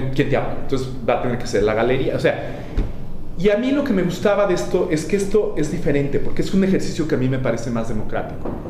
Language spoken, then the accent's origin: Spanish; Mexico; moved away; also born or lived in Los Angeles; éramos la primera generación de chicanos nacidos en México